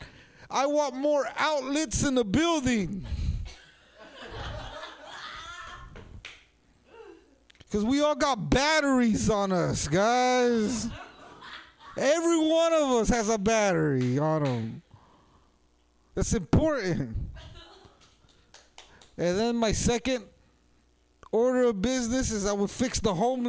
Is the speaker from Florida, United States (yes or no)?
no; San Jose, California, United States; I'm from San Jose